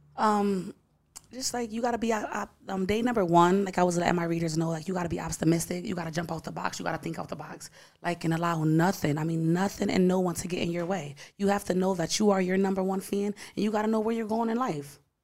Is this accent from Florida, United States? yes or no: no; Bridgeport, Connecticut, United States; I'm from Bridgeport, Connecticut, born and raised.